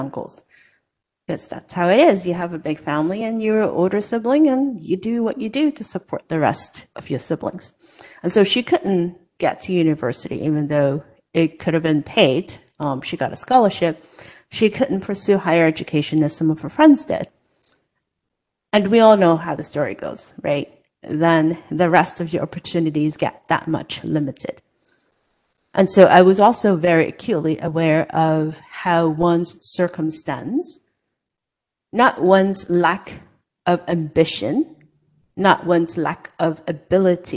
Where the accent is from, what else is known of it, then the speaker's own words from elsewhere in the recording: Hong Kong; moved away as an adult; now in United States; I was born and raised in Hong Kong